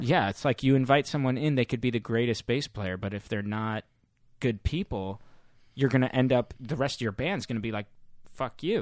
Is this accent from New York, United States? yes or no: no; St. Louis, Missouri, United States; now in San Francisco, United States; back home in Missouri in my hometown